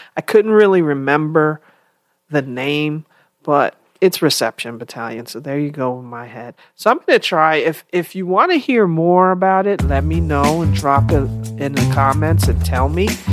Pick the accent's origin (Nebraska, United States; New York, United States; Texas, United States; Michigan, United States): New York, United States; I was from New York